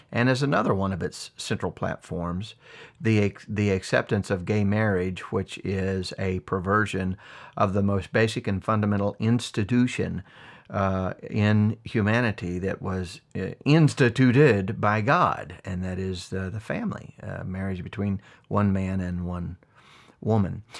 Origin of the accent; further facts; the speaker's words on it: United States; This is my home. I was born here